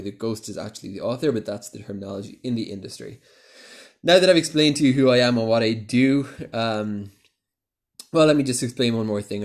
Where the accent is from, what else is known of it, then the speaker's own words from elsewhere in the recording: Cork, Munster, Ireland; moved away as an adult; also born or lived in London, United Kingdom; now in Jerusalem, Israel; I'm originally from Cork in Ireland.